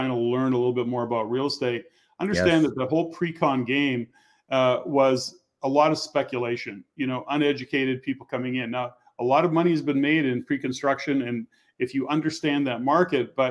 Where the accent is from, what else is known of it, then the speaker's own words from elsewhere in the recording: Edmonton, Alberta, Canada; I've born and raised in Edmonton, so I know Alberta exceptionally well